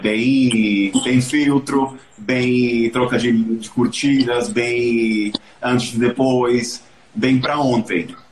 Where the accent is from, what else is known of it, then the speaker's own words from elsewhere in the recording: Venezuela; moved away; eu sou venezuelano